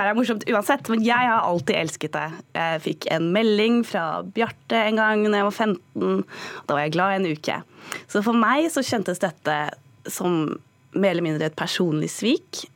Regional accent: Norway; Så sa jeg Norge

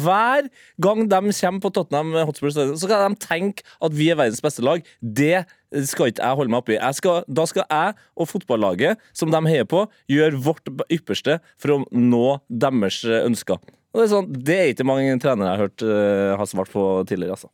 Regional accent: Trøndelag, Norway; som trønder

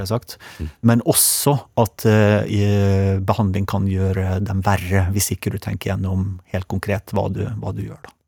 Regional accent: Sunnmøre, Møre og Romsdal, Norway; jeg er jo sunnmøring

